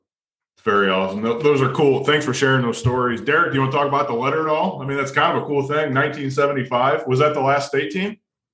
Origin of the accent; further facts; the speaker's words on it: Findlay, Ohio, United States; We're from Finley.